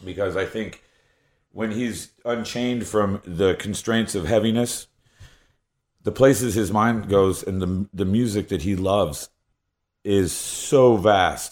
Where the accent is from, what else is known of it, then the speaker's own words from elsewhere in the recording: South Carolina, United States; I'm from South Carolina